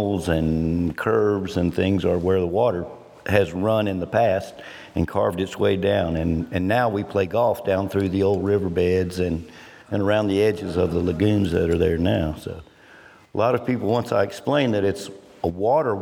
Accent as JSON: {"language": "English", "town": "Clemson", "region": "South Carolina", "country": "United States", "tie": "born or raised there", "said": "I grew up in Clemson. My dad was a professor there"}